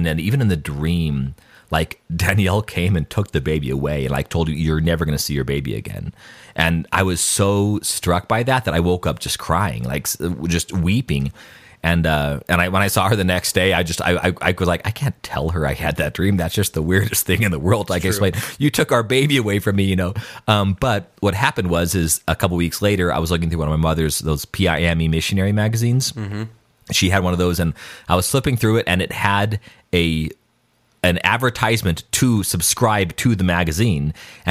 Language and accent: English; Albuquerque, New Mexico, United States; we didn't take the school bus to school, but we took the city bus to school in Albuquerque.